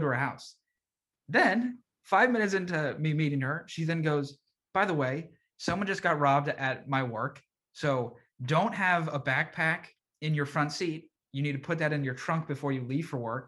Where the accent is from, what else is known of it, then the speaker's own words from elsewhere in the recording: Reston, Virginia, United States; moved away; I'm from Reston